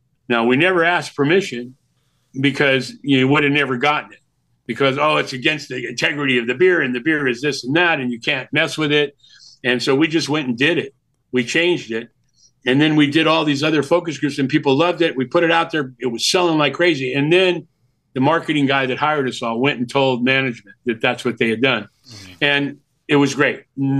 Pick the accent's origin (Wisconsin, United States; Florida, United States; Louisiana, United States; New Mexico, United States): Wisconsin, United States; Milwaukee; born there; I was born in Milwaukee